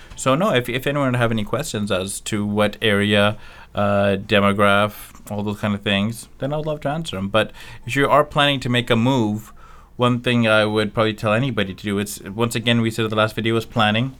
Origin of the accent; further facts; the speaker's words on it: Richmond, British Columbia, Canada; moved away as an adult; now in Surrey, Canada; I'm a Richmond from Richmond.